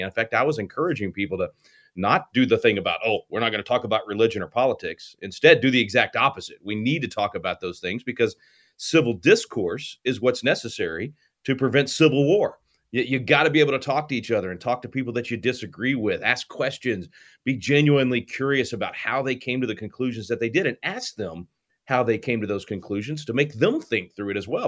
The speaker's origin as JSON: {"language": "English", "region": "Texas", "country": "United States", "tie": "born or raised there", "said": "my home state of Texas"}